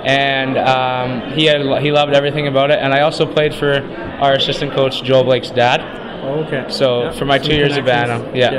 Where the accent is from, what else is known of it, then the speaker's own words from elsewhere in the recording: Abbotsford, British Columbia, Canada; moved away as an adult; now in Vauxhall, Canada; I'm from Abbotsford, British Columbia